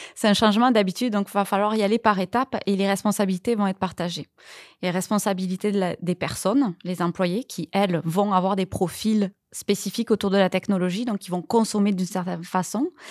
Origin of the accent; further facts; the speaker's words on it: France; moved away as an adult; now in Quebec, Canada; ça, va faire 9 ans là que je suis au Québec et c'est certain que moi je suis française